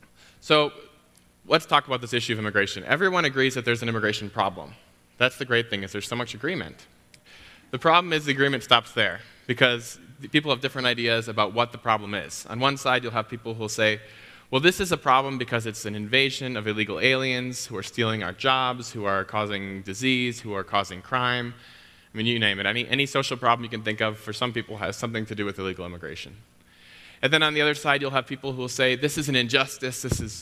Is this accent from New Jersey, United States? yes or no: no; Chicago, Illinois, United States; I come from Chicago, where elevation is it's not really a concept.